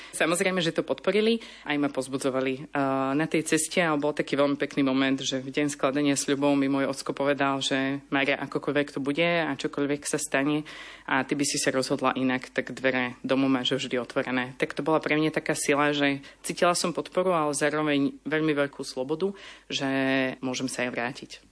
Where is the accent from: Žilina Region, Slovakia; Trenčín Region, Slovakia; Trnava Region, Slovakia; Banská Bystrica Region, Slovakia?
Trnava Region, Slovakia; Trnava; now in Bratislava, Slovakia; od malička som vyrastala v salesianskom prostredí. Som z Trnavy a vlastne mm, náš dom susedí so salesianským strediskom